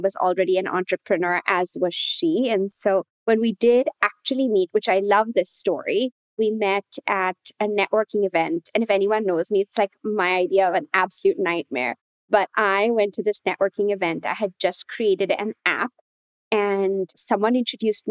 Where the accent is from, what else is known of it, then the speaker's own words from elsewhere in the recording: Mumbai, Maharashtra, India; moved away; I was born in Mumbai in India